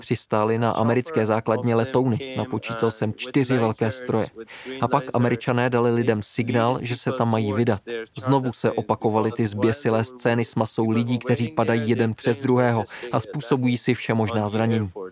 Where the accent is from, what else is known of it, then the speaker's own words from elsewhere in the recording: Kabul, Afghanistan; moved away as an adult; now in Qatar; jsem fotograf a fotožurnalista a pocházím z Kabulu